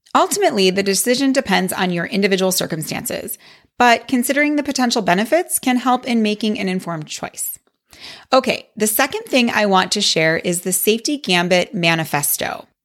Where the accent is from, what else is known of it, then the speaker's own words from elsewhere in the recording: Wisconsin, United States; I grew up in Wisconsin, where tanning was a big thing